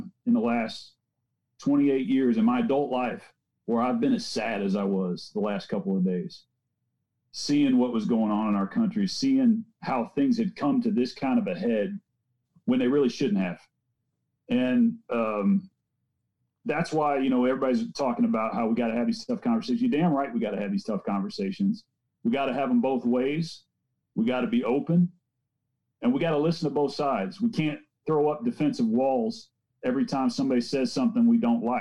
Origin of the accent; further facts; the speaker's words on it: St. Louis, Missouri, United States; moved away as an adult; I'm from the St. Louis area. I love St. Louis, love everything about it, and being able to come back here after 28 years